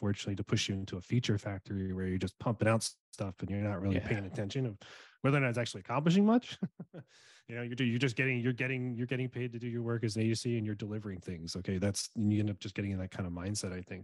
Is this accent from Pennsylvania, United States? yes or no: yes; Philadelphia, Pennsylvania, United States; moved away as an adult; also born or lived in Fairfax, Virginia / New York; now in Seattle, United States; I was born and raised in South Philly, youngest of four boys.